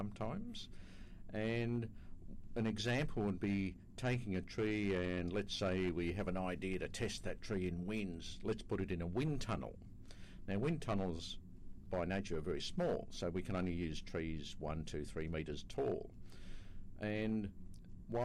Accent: Australia; I come from Australia

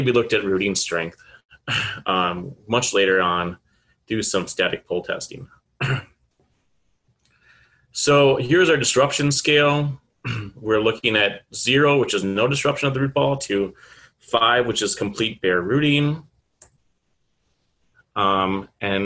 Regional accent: Manitowoc, Wisconsin, United States; moved away; Manitowoc, Wisconsin, which is along Lake Michigan, my hometown.

